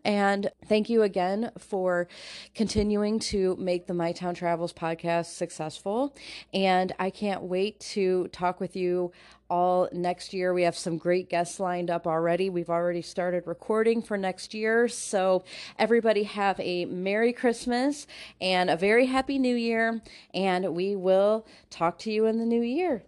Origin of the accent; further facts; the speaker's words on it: Northwest Indiana, United States; moved away as an adult; now in Ohio, United States; I moved to Ohio about twenty years ago, and so I'm originally from the Northwest Indiana area called the region.